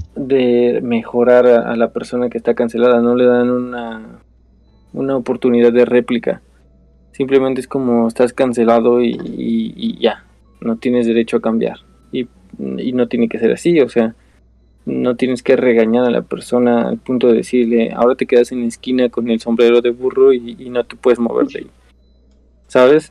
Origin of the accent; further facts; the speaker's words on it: Mexico; nuestra definición como mexicanos